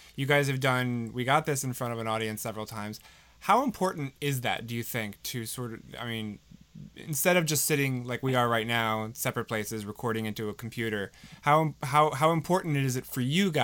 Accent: Cherry Hill, New Jersey, United States; I grew up just over the river in Jersey. I'm from Cherry Hill

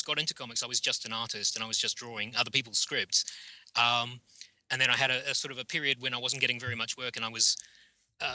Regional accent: New Zealand; I grew up in New Zealand

